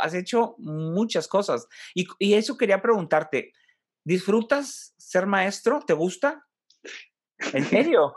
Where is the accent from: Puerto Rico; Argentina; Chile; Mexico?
Mexico; Monterrey, Nuevo León; a los de Monterrey